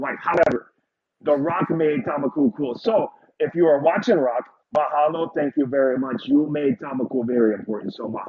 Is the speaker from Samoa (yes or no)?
yes; Samoa; And I say, oh, I'm from Samoa.